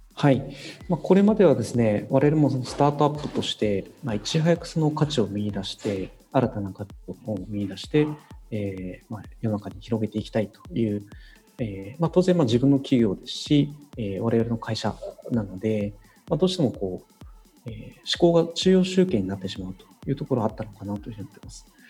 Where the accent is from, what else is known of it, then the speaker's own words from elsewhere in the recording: Kumamoto, Japan; 私も、まあ、生まれながらの熊本育ち